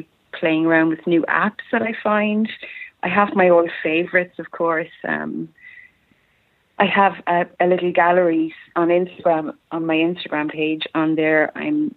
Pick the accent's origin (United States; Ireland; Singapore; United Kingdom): Ireland; County Tipperary, Munster; I'm from County Tipperary in Ireland, which is in the southeast of Ireland